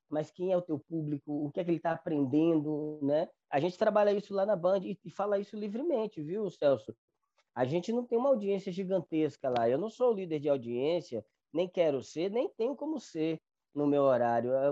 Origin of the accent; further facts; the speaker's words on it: Northeast Region, Brazil; sou nordestino, já estive em São Paulo